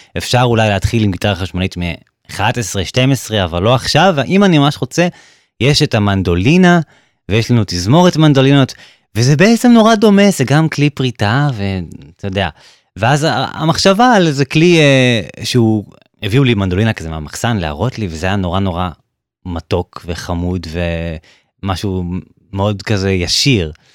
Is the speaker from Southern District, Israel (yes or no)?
yes; Beersheba, Southern District, Israel; now in Germany; כשהייתי ממש אה, קטן, הייתי בן שמונה, um, בבאר שבע.